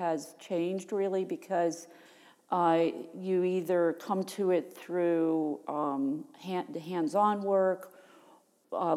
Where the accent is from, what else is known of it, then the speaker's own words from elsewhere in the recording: Virginia, United States; moved away as an adult; also born or lived in Rochester, New York; now in Connecticut, United States; I grew up in Virginia, and then I went to graduate school the first time for my Master's of Science in Textiles up in Rochester, New York